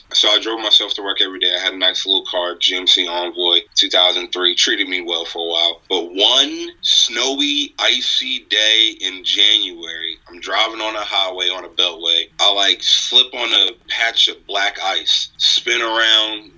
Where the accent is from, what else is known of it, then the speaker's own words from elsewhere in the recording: Maryland, United States; I'm from Maryland